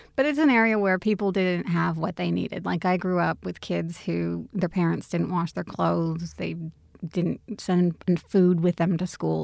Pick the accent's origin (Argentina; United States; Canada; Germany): United States; moved away; also born or lived in Australia; I am, you know, American, I'm Australian, I'm both